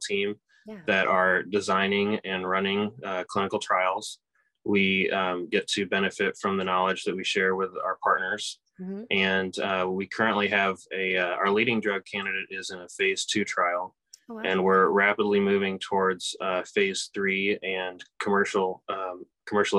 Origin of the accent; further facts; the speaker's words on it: Kansas City, Kansas, United States; moved away as an adult; also born or lived in St. Louis, Missouri / Seattle, Washington; now in Indiana, United States; I grew up in Kansas, in Kansas City